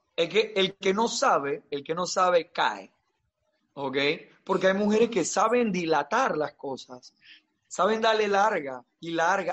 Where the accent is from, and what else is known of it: Panama